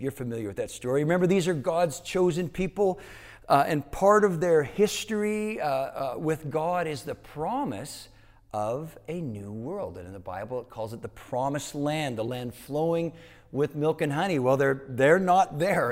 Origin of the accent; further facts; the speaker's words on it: Canada; moved away; growing up in Canada, Learning Canadian history meant that you would also learn American history